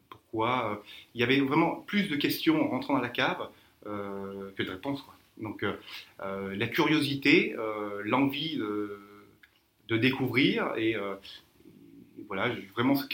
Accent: Clermont-Ferrand, Auvergne-Rhône-Alpes, France; moved away as an adult; also born or lived in Tours; now in Mauritius; je, suis sommelier, je suis natif donc d'Auvergne, de Clermont-Ferrand, puis même un petit village près du Mont d'Or, la méconnu.

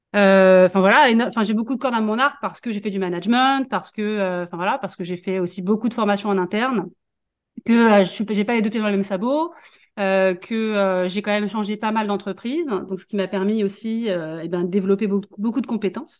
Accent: Paris region, Île-de-France, France; moved away as an adult; now in Vendée, France; je suis parisienne. Moi, je suis née, je suis en région parisienne. j'ai fait toute ma vie là-bas, mes études.

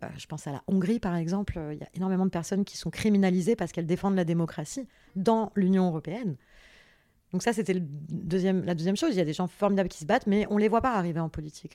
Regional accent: France; also born or lived in Paris / south of France; je suis née à Paris euh, le 9 juin 1987. Euh, j'ai grandi entre Paris et le sud de la France

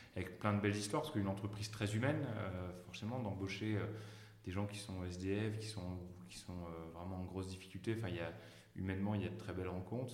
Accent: Ch'ti, Hauts-de-France, France; also born or lived in Paris; je suis un vrai ch'ti d'origine

